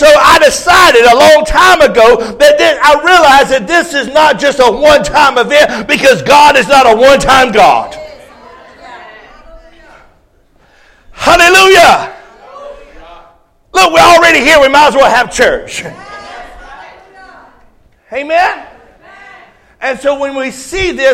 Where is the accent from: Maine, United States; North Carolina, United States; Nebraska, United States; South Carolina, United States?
North Carolina, United States; Rocky Mount; moved away; I was raised in North Carolina. I'm a Tar Heel